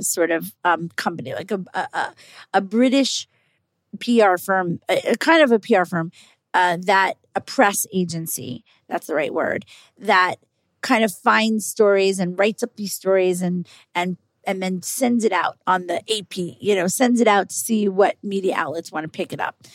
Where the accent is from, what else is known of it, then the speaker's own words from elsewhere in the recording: New York, United States; I'm a New Yorker. I live in New York.